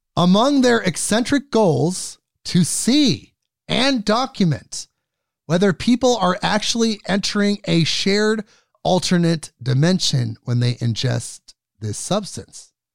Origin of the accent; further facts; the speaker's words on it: United States; as an American